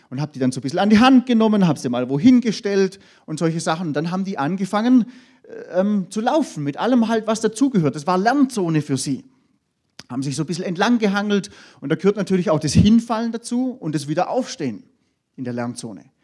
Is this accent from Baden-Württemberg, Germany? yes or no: yes; Baden-Württemberg, Germany; Da, wo ich herkomme, ich komme da aus dem Hohenlohe-Kreis, da gibt es ja viele größere Firmen